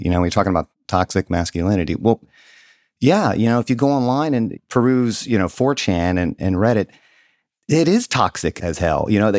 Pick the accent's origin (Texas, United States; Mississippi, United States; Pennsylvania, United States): Mississippi, United States; I was a pretty middle class kid growing up in Southern Mississippi.